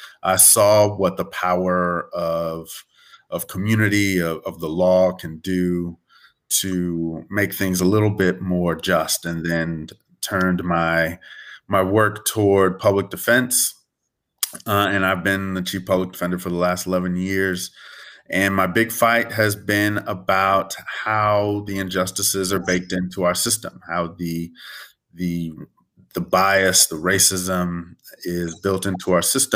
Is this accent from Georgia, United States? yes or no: no; Southern California, United States; moved away as an adult; now in New Orleans, United States; I grew up actually in Southern California